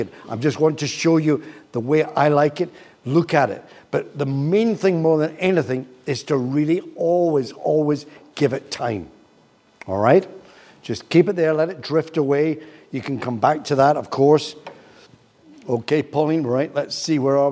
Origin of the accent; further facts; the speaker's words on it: Glasgow, Scotland, United Kingdom; also born or lived in Troon; I come from Glasgow and Troon